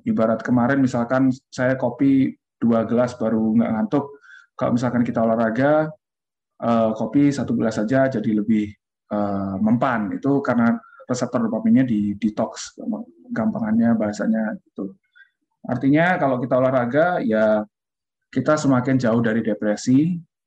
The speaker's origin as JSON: {"language": "Indonesian", "country": "Indonesia", "said": "kita dari Indonesia"}